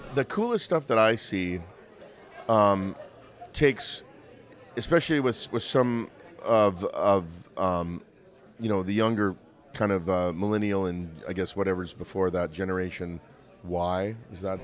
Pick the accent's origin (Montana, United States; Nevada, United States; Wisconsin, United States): Montana, United States; I grew up in Montana